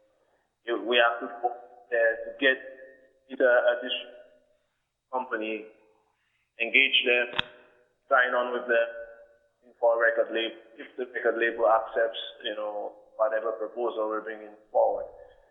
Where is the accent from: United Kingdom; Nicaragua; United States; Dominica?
Dominica; Yeah, growing up in Dominica